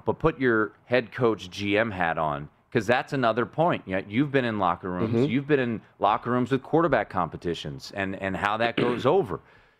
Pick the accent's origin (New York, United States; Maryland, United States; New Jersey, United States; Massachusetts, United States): Maryland, United States; Montgomery County; born or raised there